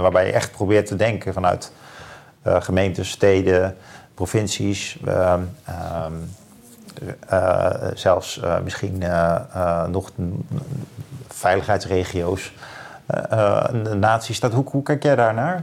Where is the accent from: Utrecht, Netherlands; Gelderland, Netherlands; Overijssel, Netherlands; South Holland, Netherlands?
Utrecht, Netherlands; Leusden; Ik ben dan eh, opgegroeid in Leusden bij Amersfoort